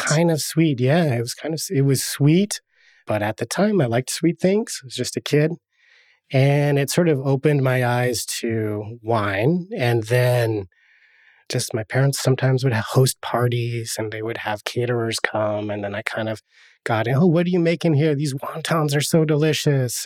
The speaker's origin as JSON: {"language": "English", "town": "Sherwood", "region": "Oregon", "country": "United States", "tie": "born or raised there", "also_born_or_lived": "Portland, Oregon"}